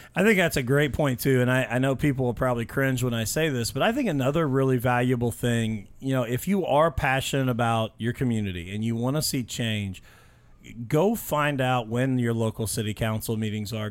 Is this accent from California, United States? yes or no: no; Mitchell, Indiana, United States; I grew up in Mitchell, Indiana, just south of here